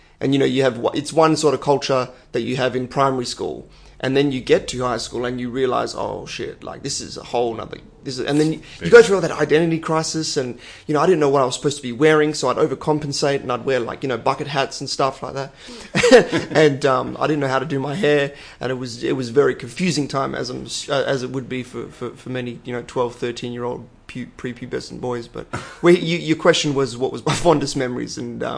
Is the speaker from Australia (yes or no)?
yes; Perth, Western Australia, Australia; Ballajura is always, it was always seen as, you know, a bit of a ghetto.